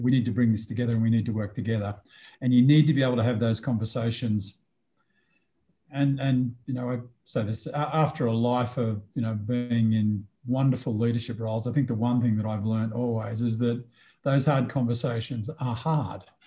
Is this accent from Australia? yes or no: yes; Australia; moved away as an adult; also born or lived in Sydney, Australia / Canberra, Australia / Melbourne, Australia / Singapore; now in Mexico; I am an Australian who's been an international expatriate